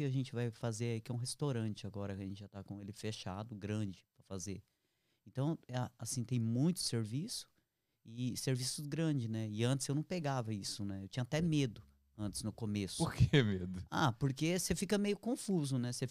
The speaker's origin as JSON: {"language": "Portuguese", "country": "Brazil", "moved": "as an adult", "lives_now": "Canada", "said": "porque eu vim do Brasil, eu fechei o que eu tinha e vendi uma parte do que eu tinha e acabei pagando tudo e saí do Brasil sem caixa. Eu saí assim para ir trabalhar mesmo em outro país, é, no Canadá"}